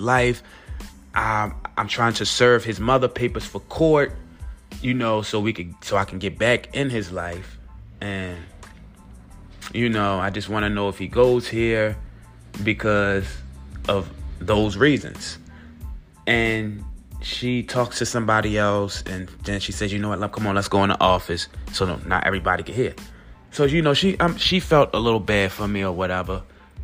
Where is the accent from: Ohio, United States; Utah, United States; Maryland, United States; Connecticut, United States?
Maryland, United States; Baltimore; we're from Baltimore